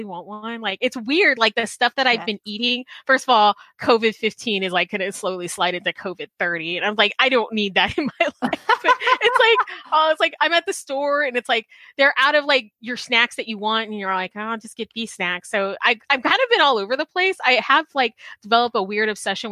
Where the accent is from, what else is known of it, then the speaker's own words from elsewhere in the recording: South Texas, United States; growing up in South Texas